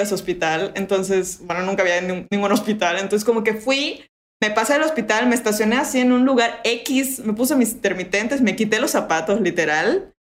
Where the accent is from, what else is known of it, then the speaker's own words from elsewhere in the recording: Mérida, Yucatán, Mexico; accent: Yucatecan; also born or lived in England / France / Playa del Carmen; me regresé aquí a Mérida